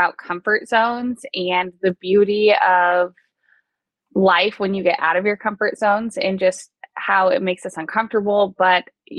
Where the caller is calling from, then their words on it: Nashville, Tennessee, United States; I'm recording live from Nashville right now.